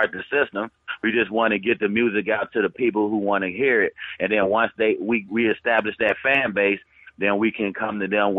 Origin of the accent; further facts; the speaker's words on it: Memphis, Tennessee, United States; moved away as an adult; now in Las Vegas, United States; I'm originally from Memphis, Tennessee, Frazier to be exact, / South Memphis.